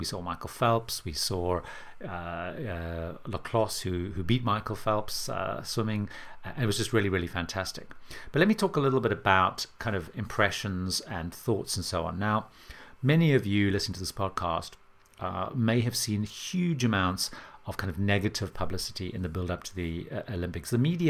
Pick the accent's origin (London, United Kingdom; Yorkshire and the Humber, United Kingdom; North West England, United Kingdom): London, United Kingdom; London, my hometown